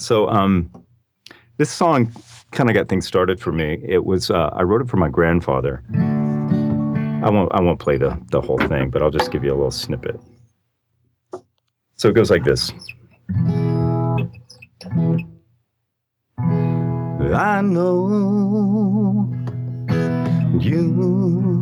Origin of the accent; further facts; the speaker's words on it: Arkansas, United States; moved away as an adult; I grew up in Arkansas